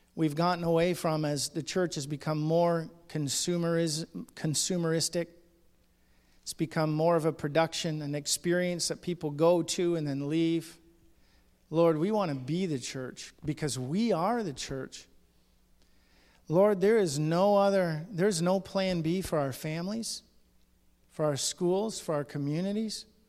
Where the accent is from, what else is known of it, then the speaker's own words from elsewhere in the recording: Ontario, Canada; I'm from Ontario, and I go to churches in Ontario